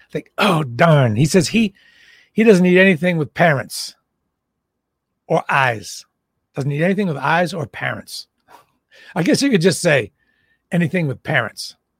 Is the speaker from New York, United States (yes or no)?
no; Boston, Massachusetts, United States; I'm from Boston.